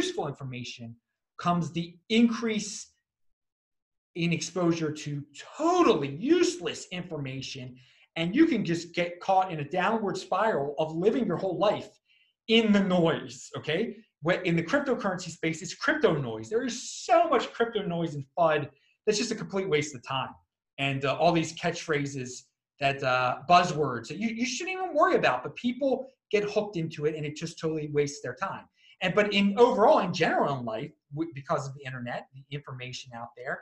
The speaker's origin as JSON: {"language": "English", "town": "Baltimore", "region": "Maryland", "country": "United States", "said": "I'm from Baltimore originally"}